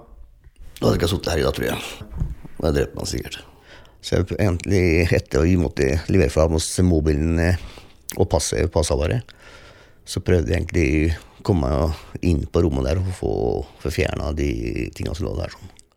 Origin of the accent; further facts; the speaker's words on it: Fredrikstad, Viken, Norway; jeg er oppvokst i Norge